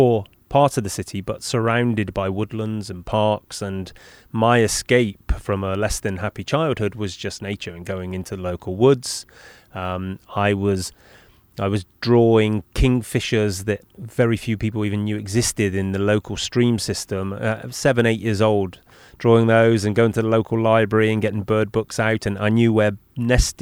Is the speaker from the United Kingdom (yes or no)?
yes; Bristol, South West England, United Kingdom; That's my hometown. I grew up in Bristol.